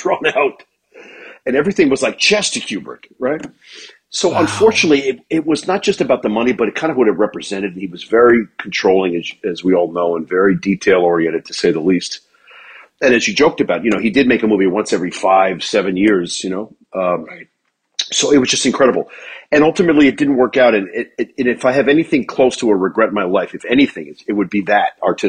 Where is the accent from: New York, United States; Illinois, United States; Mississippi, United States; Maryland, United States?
New York, United States; New York City; raised in New York City and I had great parents.